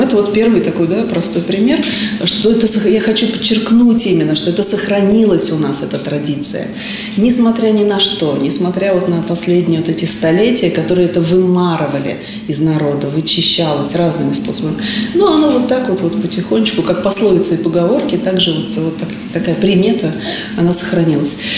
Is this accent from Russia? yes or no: yes; Moscow, Russia; мы россияне, мы москвичи